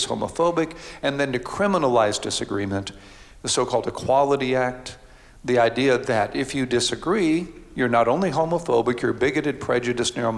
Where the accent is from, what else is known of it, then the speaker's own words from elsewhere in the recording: Houston, Texas, United States; I grew up in Houston, Texas